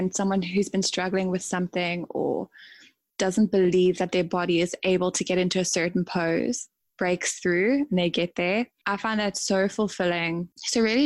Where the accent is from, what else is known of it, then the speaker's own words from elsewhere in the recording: South Africa; moved away as an adult; also born or lived in Dubai, UAE; now in New Zealand; I am South African. I started teaching yoga in about 2016 in South Africa, and then I moved to the UAE, to Dubai, where I also taught in studios. And then last August, I moved to New Zealand